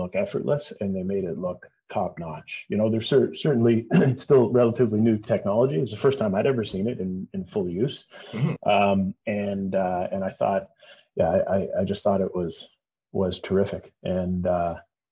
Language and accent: English; Toronto, Ontario, Canada; I'm born and raised in Toronto. I've lived here almost my whole life